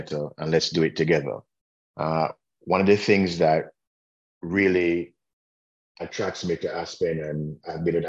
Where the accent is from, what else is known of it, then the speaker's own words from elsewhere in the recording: Jamaica; also born or lived in Washington, D.C., United States / North Florida, United States; now in Indiana, United States; I am from Jamaica, which I don't know if you guys got from my accent